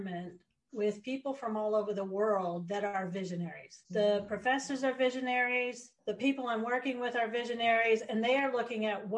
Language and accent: English; Monument, Colorado, United States; moved away as an adult; also born or lived in Dubai; now in New Zealand; I grew up in Monument, Colorado.